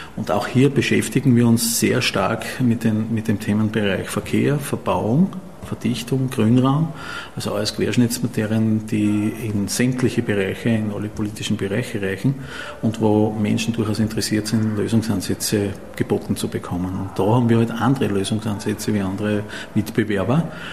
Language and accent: German; Graz, Styria, Austria; in meiner Heimatstadt noch dazu, wo ich geboren bin